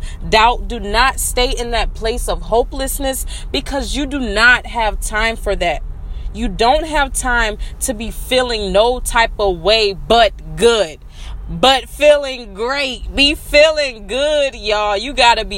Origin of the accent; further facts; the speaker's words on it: South Carolina, United States; that's the way I talk. I'm from South Carolina